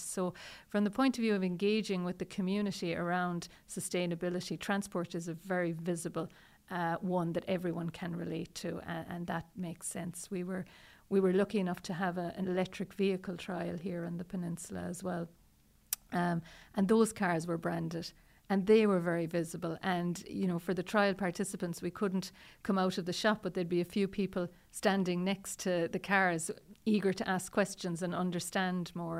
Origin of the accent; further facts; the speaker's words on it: Dingle, Munster, Ireland; moved away as an adult; also born or lived in Cork; I'm from Dingle originally